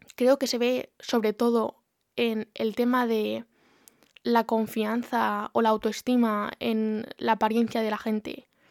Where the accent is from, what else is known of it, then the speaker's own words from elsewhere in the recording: Community of Madrid, Spain; moved away as an adult; now in Brighton, United Kingdom; soy de Madrid, la provincia, no la capital, pero bueno, cerquita y actualmente no vivo en España, vivo en Brighton